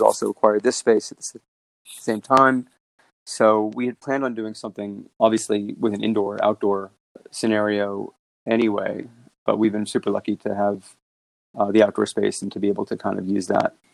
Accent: New York City, New York, United States; also born or lived in Sydney, Australia; I grew up in New York.

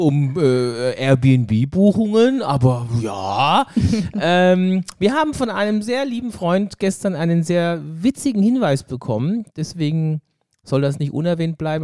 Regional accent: Germany; als Deutscher

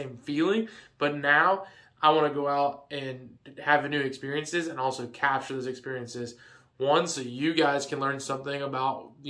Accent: Georgia, United States; I was going to be moving back to Georgia

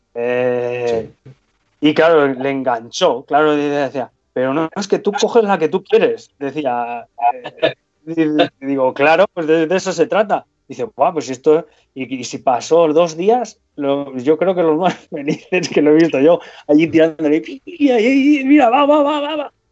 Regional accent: Spain; aquí en España

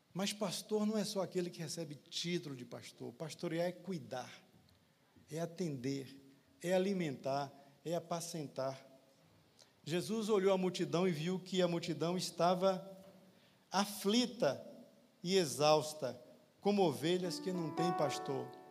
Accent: Poções, Bahia, Brazil; moved away; also born or lived in São Paulo; Aos 13 anos dirigi uma congregação lá em Poções

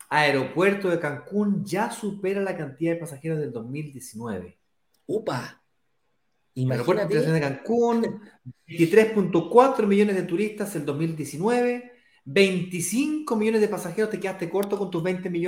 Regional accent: Chile; al Caribe, no a Chile, yo soy chileno.

